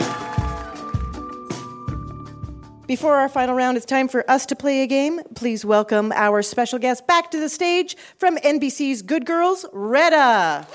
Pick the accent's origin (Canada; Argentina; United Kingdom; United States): Canada; as a Canadian